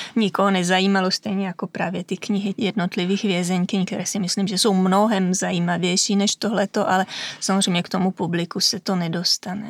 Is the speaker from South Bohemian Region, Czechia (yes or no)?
yes; Vimperk, South Bohemian Region, Czechia; moved away as an adult; now in Italy; jsem z Vimperka